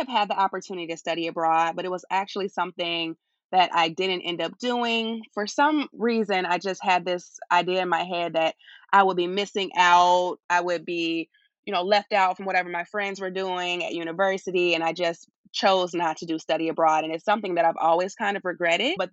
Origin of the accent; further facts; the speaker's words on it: Chicago, Illinois, United States; moved away as an adult; now in London, United Kingdom; My hometown is Chicago, Illinois, and I was 26 when I left.